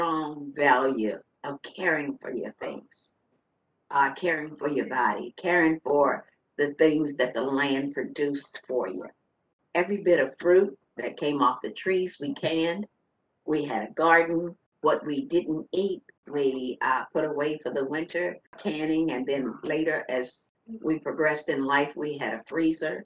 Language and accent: English; Front Royal, Virginia, United States; also born or lived in Culpeper, Virginia; I was born in Culpeper, Virginia. I grew up in Front Royal, Virginia